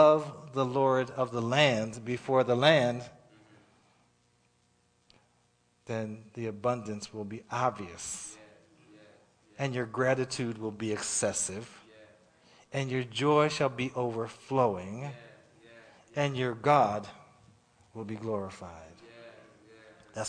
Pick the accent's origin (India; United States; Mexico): United States; Pennsylvania; moved away; I'm from Pennsylvania